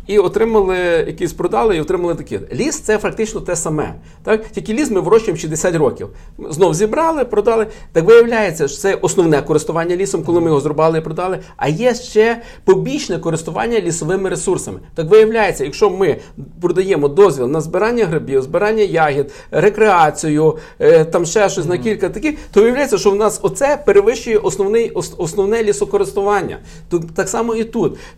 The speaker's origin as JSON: {"language": "Ukrainian", "town": "Lviv", "region": "Lviv Oblast", "country": "Ukraine", "said": "ми з вами, як львів'яни"}